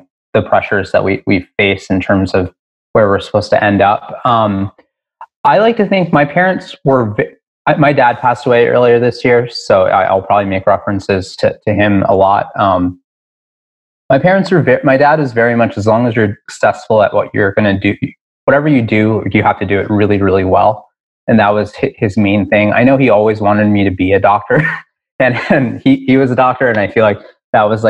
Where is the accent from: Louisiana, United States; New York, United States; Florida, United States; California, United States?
New York, United States; Newburgh; now in Ridgewood, Queens, United States; I grew up in Newburgh, New York. So an hour north of the city